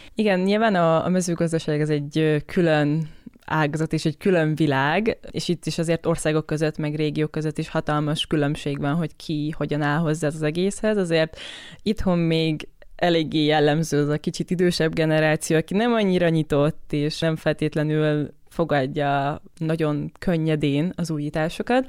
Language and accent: Hungarian; Debrecen, Hajdú-Bihar, Hungary; alapvetően Debrecenből származom, és a családom ott foglalkozik mezőgazdasággal